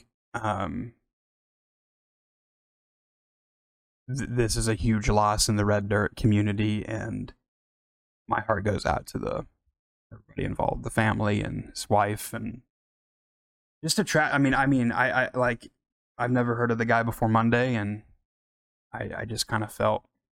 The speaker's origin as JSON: {"language": "English", "region": "Oklahoma", "country": "United States", "said": "I'm from Oklahoma"}